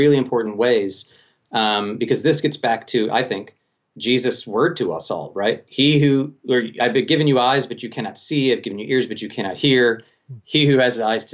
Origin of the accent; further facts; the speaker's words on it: Colorado Springs, Colorado, United States; Colorado Springs, my hometown